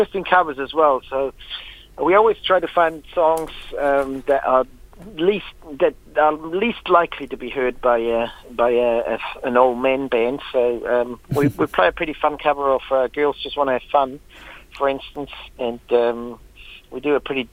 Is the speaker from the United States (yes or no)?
no; Switzerland; now in New Plymouth, New Zealand; I'm originally from Switzerland